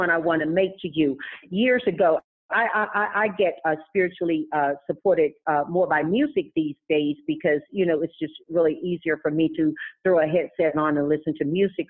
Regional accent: Tarboro, North Carolina, United States; now in California, United States; when I grew up in Tarboro, North Carolina

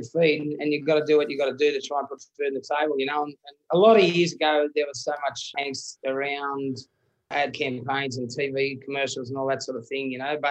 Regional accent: Condobolin, New South Wales, Australia; now in southern side of Sydney, Australia; my hometown condo

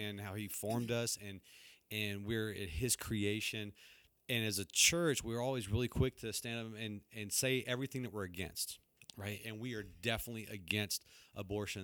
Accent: Texas, United States; moved away; I grew up down in Texas

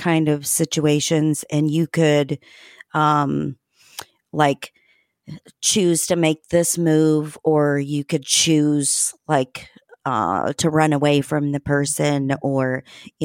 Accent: Terre Haute, Indiana, United States; moved away as an adult; I'm from Terre Haute

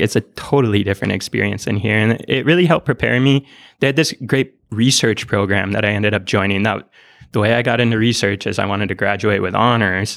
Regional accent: Iron Range, northern Minnesota, United States; moved away; I was born on the Iron Range in northern Minnesota.

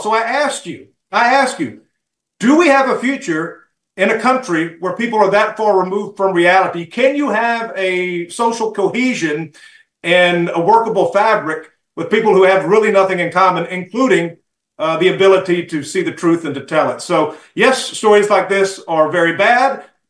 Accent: the South, United States; I grew up in the South.

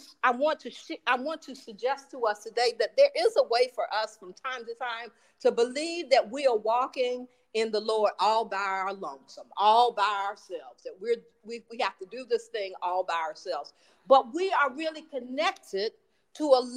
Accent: Florida, United States; moved away as an adult; now in Chicago, United States; I've lived in Chicago for many years, so Chicago is more home to me than the 18 years that I grew up in Florida

